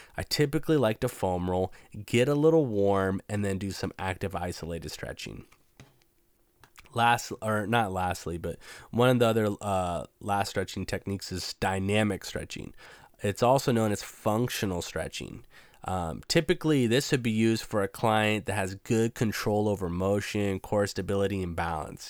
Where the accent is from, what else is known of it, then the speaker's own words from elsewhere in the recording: Washington, United States; I'm from Washington State, so it can get pretty hippie out here